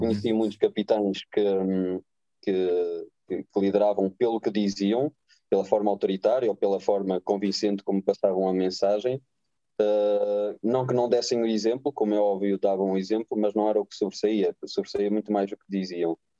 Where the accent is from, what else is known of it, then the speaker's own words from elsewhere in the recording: Oliveira de Azeméis, Norte, Portugal; Eu nasci em Oliveira das Meias, cresci em Oliveira das Meias